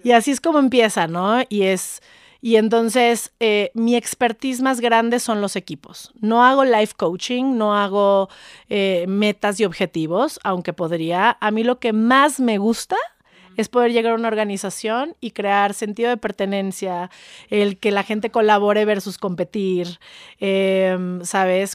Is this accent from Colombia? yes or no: no; Mexico; soy mexicana, soy pocha, em, de mamá gringa, papá mexicano, y mm, amo mi país